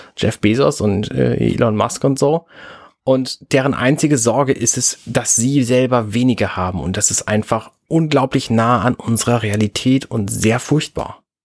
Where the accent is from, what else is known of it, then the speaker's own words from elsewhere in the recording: Germany; Ich als Deutscher